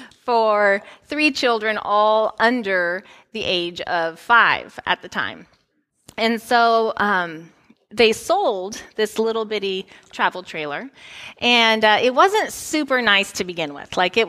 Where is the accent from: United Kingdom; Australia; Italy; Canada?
Italy; born there; As many of you know, I grew up overseas. So I was born in Italy.